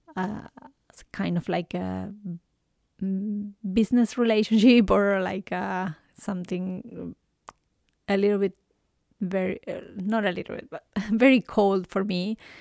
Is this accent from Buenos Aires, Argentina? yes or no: yes; Buenos Aires, Argentina; English is a second language; moved away as an adult; now in Canada; I was born in Argentina, in Buenos Aires